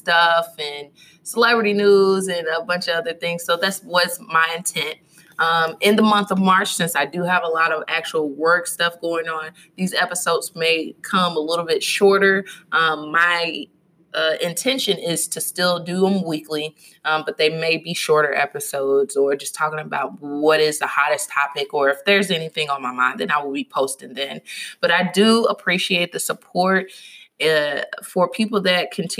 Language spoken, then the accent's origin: English; Louisville, Kentucky, United States; my hometown is Louisville, Kentucky